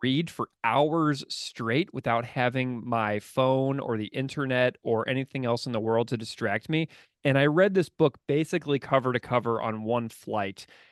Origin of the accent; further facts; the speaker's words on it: St. Louis, Missouri, United States; just down I forty-four from Saint Louis, my hometown